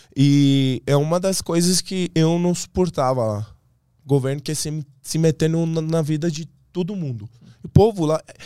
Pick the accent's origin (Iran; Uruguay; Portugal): Iran; Portuguese is a second language; moved away as an adult; now in Brazil; eu sou um persa